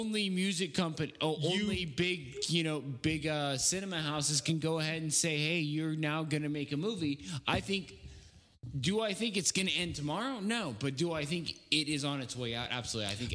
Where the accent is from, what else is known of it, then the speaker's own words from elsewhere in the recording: the Northwest, Pacific Northwest, United States; I'm from the Northwest